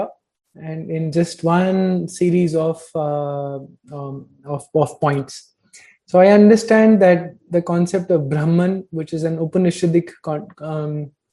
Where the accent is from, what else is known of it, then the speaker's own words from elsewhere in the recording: North India, India; I've been born and brought up in North India with a very heavy Punjabi Arya Samaji influence